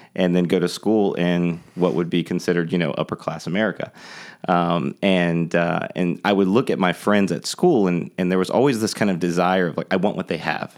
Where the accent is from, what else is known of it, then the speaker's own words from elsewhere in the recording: Tampa, Florida, United States; moved away as an adult; now in Charleston, United States; I grew up in Tampa, Florida.